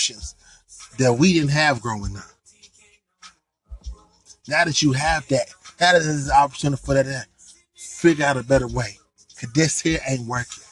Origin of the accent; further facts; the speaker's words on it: United States; I am African American. I am a black man